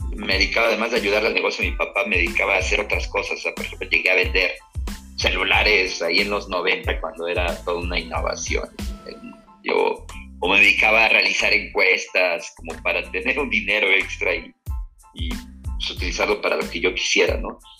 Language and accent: Spanish; Puebla, Mexico; now in Mexico City, Mexico; yo soy poblano, nací en Puebla, Puebla, aunque ya tengo pues, más de 20 años viviendo en la Ciudad de México